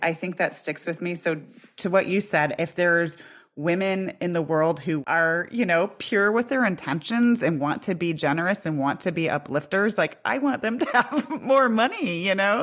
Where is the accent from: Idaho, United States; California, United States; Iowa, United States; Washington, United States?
Iowa, United States; I grew up in Iowa